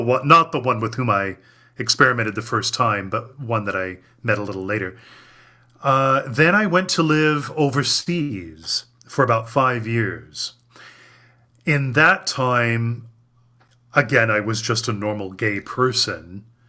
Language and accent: English; Cleveland, Ohio, United States; Cleveland, Ohio, which is my hometown